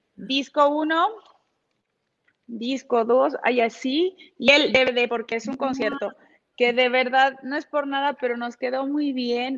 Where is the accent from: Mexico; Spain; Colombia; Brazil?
Mexico